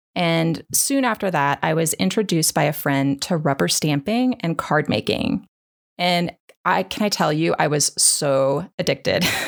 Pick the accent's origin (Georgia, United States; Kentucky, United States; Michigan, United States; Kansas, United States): Kansas, United States; now in Dallas, United States; I grew up in Kansas